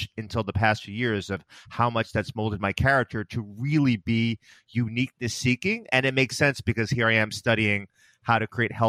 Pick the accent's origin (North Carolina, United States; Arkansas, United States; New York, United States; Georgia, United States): New York, United States; outside of New York City, United States; we grew up in New York, outside of New York City